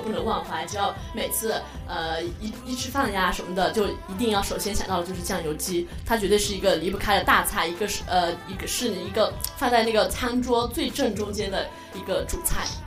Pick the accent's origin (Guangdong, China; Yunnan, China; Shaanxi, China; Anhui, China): Yunnan, China; Yuxi; 我是来自云南玉溪的